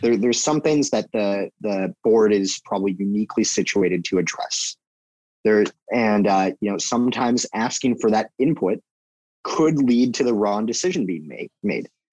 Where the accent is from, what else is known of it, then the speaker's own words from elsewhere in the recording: United States; I'm an American